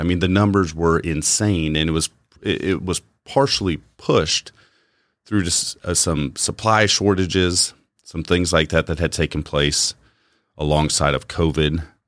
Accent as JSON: {"language": "English", "country": "United States", "said": "as an American, I've enjoyed the society I've lived in for the bulk of my life"}